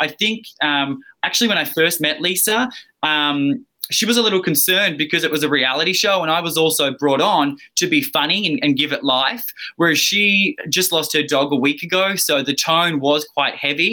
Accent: Australia; accent: Australian; now in Los Angeles, United States; I'm Australian, yeah. I'm an Aussie down under

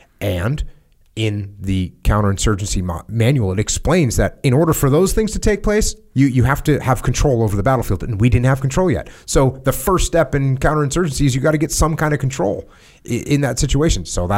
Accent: United States; So I come from the States where everyone's saying, well, not everyone, but where a lot of people are saying we're losing, we can't win.

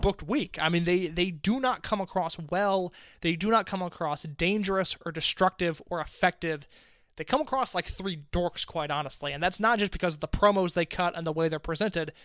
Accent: Indianapolis, United States; my hometown in Indianapolis, Illinois

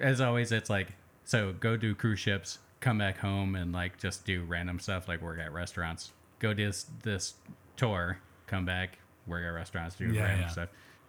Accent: New Hampshire, United States; also born or lived in Vermont; I'm from New Hampshire.

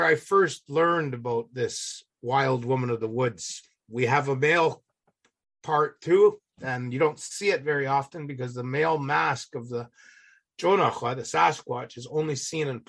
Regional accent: Alert Bay, British Columbia, Canada; now in United States; I was born and raised in Alert Bay

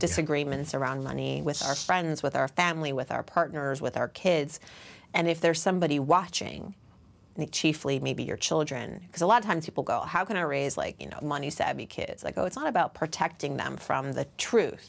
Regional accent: Worcester, Massachusetts, United States; I grew up in Worcester, Massachusetts, which then and still, largely white

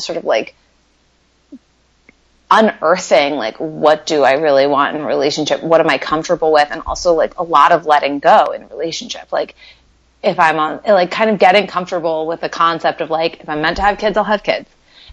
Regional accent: New York City, New York, United States; now in West Coast, United States; I'm from New York

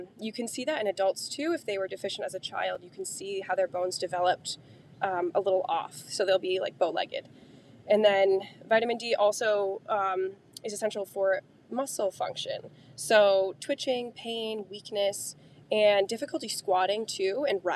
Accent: Connecticut, United States; We're from Connecticut, so we get a lot of heavy winters

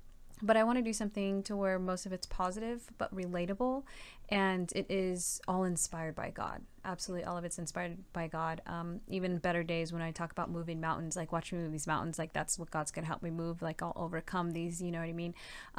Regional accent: West Covina, California, United States; born there; I mean, I was born in West Covina, yes, but, I moved a lot around a lot because my dad was in the military.

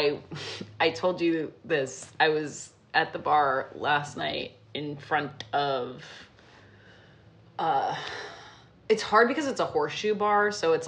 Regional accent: New York, United States; New York, my hometown

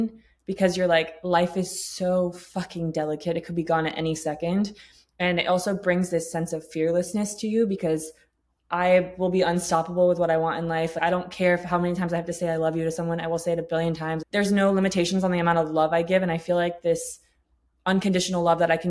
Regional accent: Tampa, Florida, United States; also born or lived in England; I grew up in Tampa, Florida, but like, I grew up in poverty

